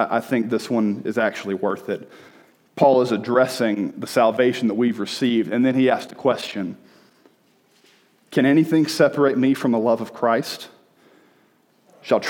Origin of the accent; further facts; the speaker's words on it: the South, United States; moved away as an adult; also born or lived in Birmingham, Alabama; I grew up in the South